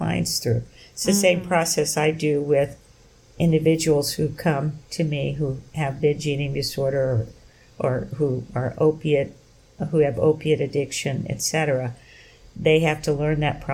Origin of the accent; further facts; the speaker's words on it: the South, United States; moved away; growing up in the Jim Crow South